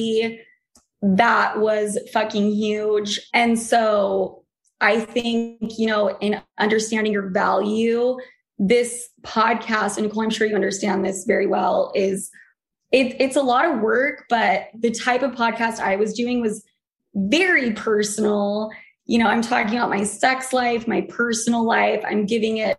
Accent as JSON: {"language": "English", "region": "Utah", "country": "United States", "also_born_or_lived": "New York", "moved": "yes", "said": "I came from Utah."}